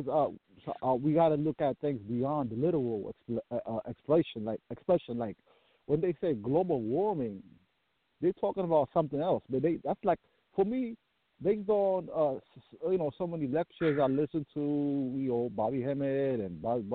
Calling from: Maryland, United States; I'm calling from Maryland.

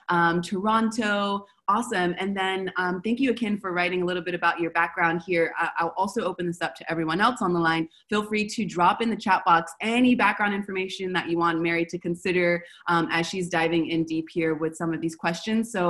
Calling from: Buenos Aires, Argentina; I'm calling from Buenos Aires.

